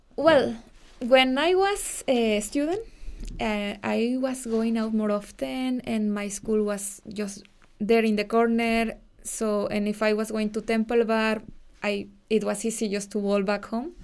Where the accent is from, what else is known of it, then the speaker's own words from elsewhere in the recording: Pachuca, Hidalgo, Mexico; accent: Mexican; English is a second language; moved away as an adult; now in Dublin, Ireland; I'm from Pachuca. It's a city close to Mexico City